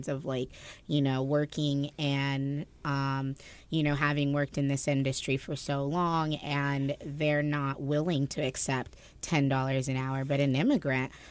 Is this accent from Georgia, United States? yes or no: no; New Jersey, United States; New Jersey